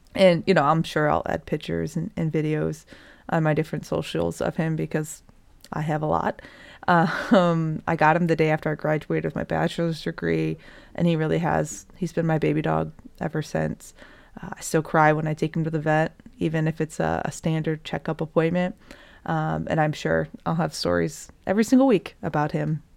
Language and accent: English; Michigan, United States; I'm also from Michigan